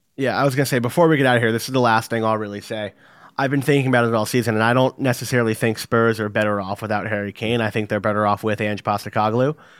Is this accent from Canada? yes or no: no; England, United Kingdom; now in New Jersey, United States; I'm English, I'm sitting in New Jersey in the United States